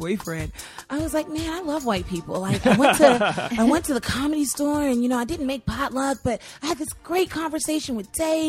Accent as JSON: {"language": "English", "region": "Utah", "country": "United States", "tie": "born there", "said": "Like I was born in Utah with the Mormons."}